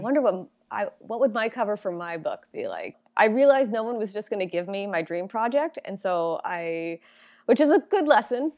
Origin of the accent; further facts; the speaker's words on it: Long Island, New York, United States; moved away; also born or lived in Baltimore, Maryland; I'm originally from Long Island, New York